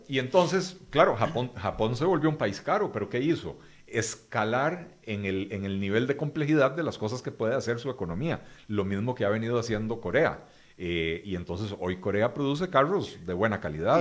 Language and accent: Spanish; Costa Rica